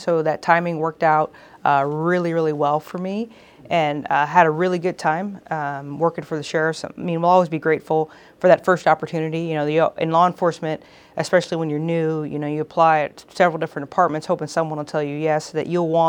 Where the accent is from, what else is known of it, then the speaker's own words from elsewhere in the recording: Houston, Texas, United States; now in California, United States; I am from Houston, Texas. I grew up there. My whole family's there. And it's a wonderful place to be from.